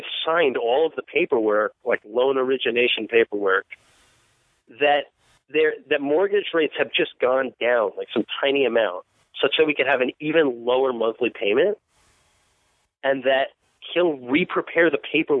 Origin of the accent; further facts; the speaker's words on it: Long Island, New York, United States; I'm from Long Island. Port Washington's about 20 minutes from where I grew up